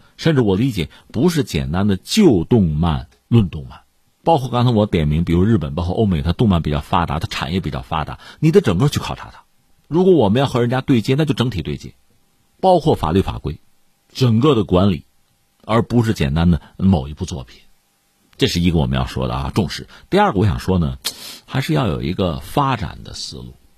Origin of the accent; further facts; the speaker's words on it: China; 连我作为一个普通中国公众我都受不了